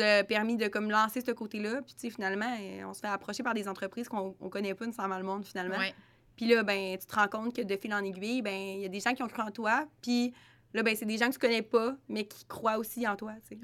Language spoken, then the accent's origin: French; Trois-Rivières, Quebec, Canada; on vient de Trois-Rivières